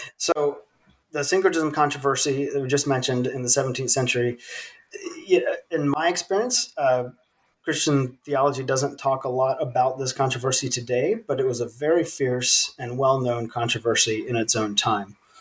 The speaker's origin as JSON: {"language": "English", "region": "Virginia", "country": "United States", "tie": "born or raised there", "also_born_or_lived": "South Sudan", "moved": "as an adult"}